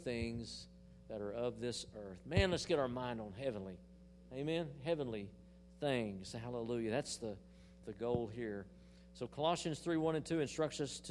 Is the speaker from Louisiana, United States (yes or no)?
no; Hollis, Oklahoma, United States; In the little church I was raised in Hollis, Oklahoma, we had the booster band